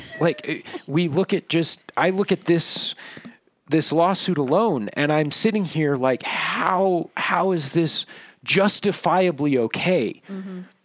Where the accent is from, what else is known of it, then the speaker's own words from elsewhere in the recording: Minden, Nevada, United States; I grew up in Minden, Nevada